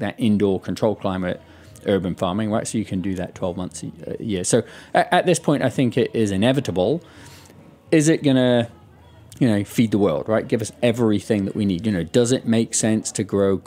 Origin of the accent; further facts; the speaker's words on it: United Kingdom; moved away; my home country, the UK